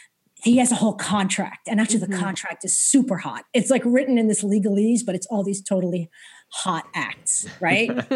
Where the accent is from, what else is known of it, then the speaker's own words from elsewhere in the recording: New York, United States; I was brought up in New York